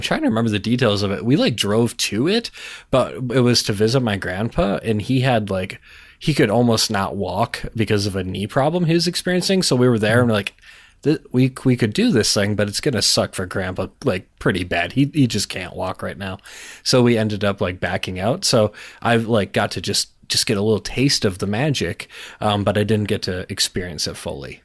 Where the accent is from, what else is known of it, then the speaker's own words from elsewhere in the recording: Minnesota, United States; now in North Dakota, United States; I was born in Minnesota